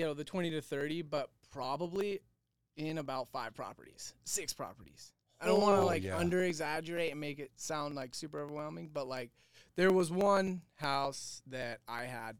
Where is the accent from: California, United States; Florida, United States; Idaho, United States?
Idaho, United States; Boise; So I was born and raised in Boise, Idaho.